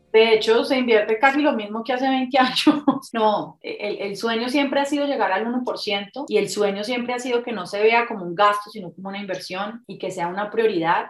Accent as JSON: {"language": "Spanish", "town": "Cali", "region": "Valle del Cauca", "country": "Colombia", "tie": "born or raised there", "also_born_or_lived": "Bogotá", "moved": "as an adult", "lives_now": "Medellín, Colombia", "said": "soy caleña, nací en Cali, viví en Cali hasta los veintipico de años, de ahí me fui para Bogotá y ahora llevo nueve años viviendo en esta hermosa ciudad de Medellín"}